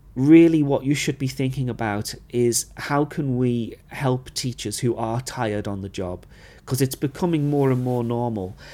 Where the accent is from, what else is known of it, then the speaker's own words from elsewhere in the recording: United Kingdom; moved away; as a British teacher